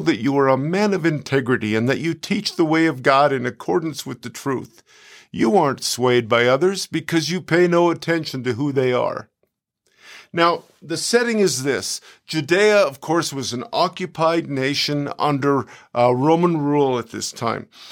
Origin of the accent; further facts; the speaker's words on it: Canada; moved away as an adult; now in United States; I live in America nearly eight years, but I'm a Canadian